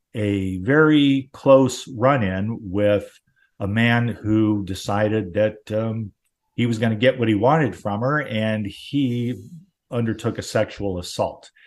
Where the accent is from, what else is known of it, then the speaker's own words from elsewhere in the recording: Southern California, United States; where I lived, where I grew up in Southern California